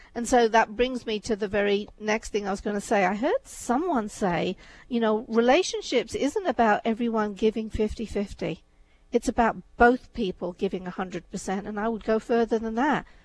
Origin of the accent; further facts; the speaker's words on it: England, United Kingdom; also born or lived in India; I was born in India, brought up in England. My upbringing was very Indian in England.